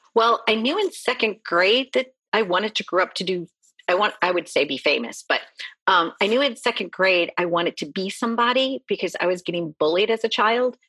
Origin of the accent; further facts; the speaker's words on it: Midwest, United States; I grew up in the Midwest